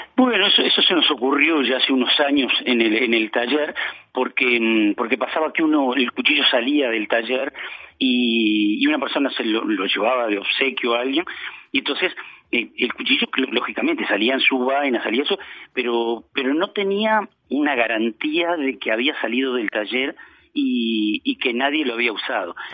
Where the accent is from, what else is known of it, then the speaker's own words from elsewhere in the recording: Montevideo, Uruguay; moved away as an adult; now in Florida, Uruguay; yo soy de Montevideo, estoy radicado en, en, Florida hace, hace más de 20 años